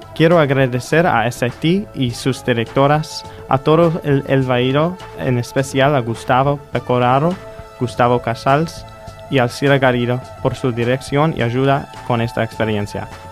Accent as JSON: {"language": "Spanish", "country": "United States", "moved": "as an adult", "lives_now": "Argentina", "said": "soy un estudiante de los Estados Unidos de la Universidad de Tulane"}